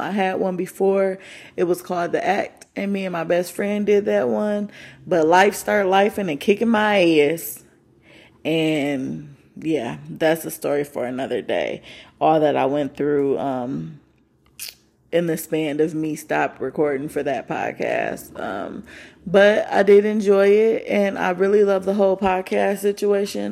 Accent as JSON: {"language": "English", "region": "Michigan", "country": "United States", "moved": "yes", "said": "I'm from Michigan"}